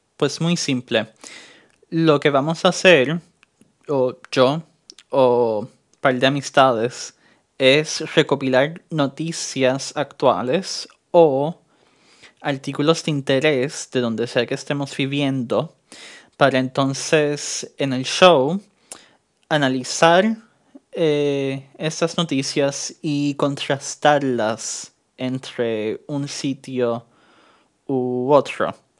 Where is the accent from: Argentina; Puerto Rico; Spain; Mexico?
Puerto Rico; also born or lived in New York; now in Germany; soy estudiante boricua en Alemania. Fui criado en Puerto Rico y nació en Nueva York